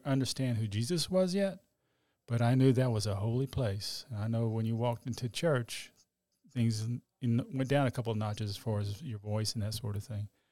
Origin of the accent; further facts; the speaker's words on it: Dallas, Texas, United States; I grew up in Oak Cliff, grew up as Catholic